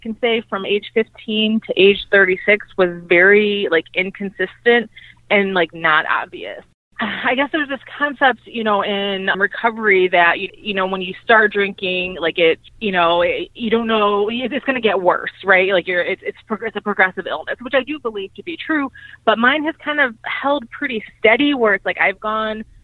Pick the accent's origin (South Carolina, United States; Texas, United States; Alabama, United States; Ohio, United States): Ohio, United States; Cleveland; I'm from Cleveland, Ohio.